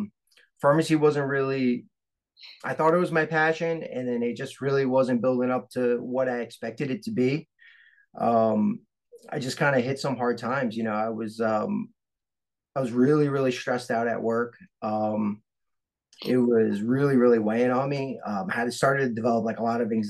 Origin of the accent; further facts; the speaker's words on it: New York City, New York, United States; moved away as an adult; I grew up in Staten Island